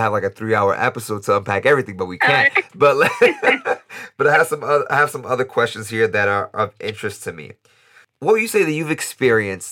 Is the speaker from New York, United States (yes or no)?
yes; New York, United States; now in Costa Rica; I'm born in the United States, born and raised in New York. My parents are from the Dominican Republic